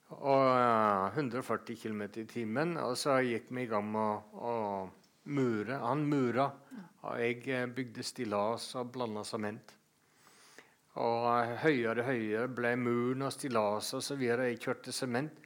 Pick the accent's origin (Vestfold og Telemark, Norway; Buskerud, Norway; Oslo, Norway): Vestfold og Telemark, Norway; Seljord; moved away; also born or lived in Bø / Denmark / Greenland; Men oppvokst i, i Seljord og oppdratt ja. som Jehovas vitne